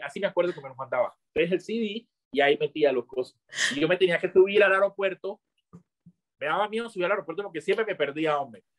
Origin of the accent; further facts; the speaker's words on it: Chocó, Colombia; moved away; also born or lived in Medellín; yo soy del Chocó y yo apenas conozco el Chocó